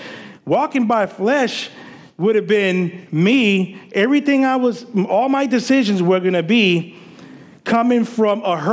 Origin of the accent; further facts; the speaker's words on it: Puerto Rico; also born or lived in Paterson, New Jersey; now in United States; growing up in Puerto Rico